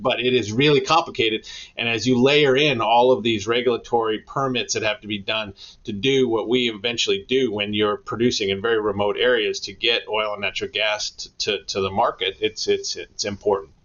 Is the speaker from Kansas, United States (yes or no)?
no; Denver, Colorado, United States; moved away; I'm actually from Denver originally.